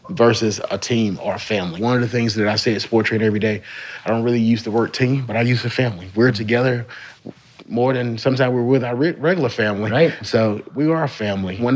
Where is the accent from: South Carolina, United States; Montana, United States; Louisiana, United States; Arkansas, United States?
Louisiana, United States; Shreveport; moved away; I am from Shreveport. Yeah. From Shreveport, moved away, but uh, it's always good to come back home.